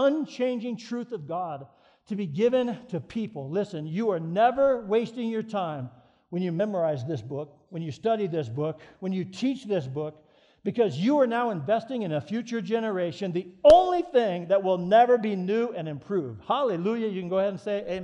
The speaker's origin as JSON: {"language": "English", "town": "Colorado Springs", "region": "Colorado", "country": "United States", "tie": "born or raised there", "said": "We moved to Colorado Springs, which is my hometown"}